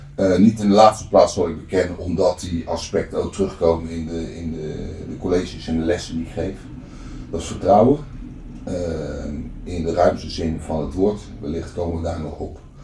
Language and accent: Dutch; Netherlands; ik ben opgegroeid in de Transvaalbuurt